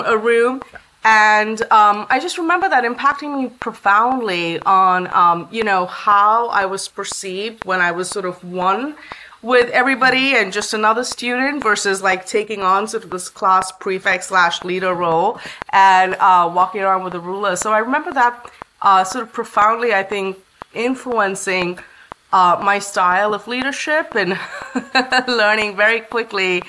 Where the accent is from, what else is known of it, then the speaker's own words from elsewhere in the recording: Bangalore, Karnataka, India; also born or lived in Chennai / Kerala / Mumbai / Ahmedabad; now in Bay Area, United States; I was born in Chennai, which is in South India, and that's where my grandparents lived, although my hometown is Kerala. And I spent my formative years in Mumbai for a short bit, in Ahmedabad, and then Chennai before we settled down in Bangalore around the time I was four